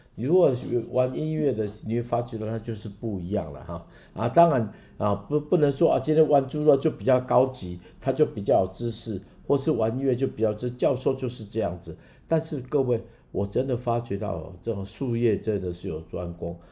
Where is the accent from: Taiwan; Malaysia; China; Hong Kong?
Taiwan; accent: Taiwanese Mandarin; 我台湾国语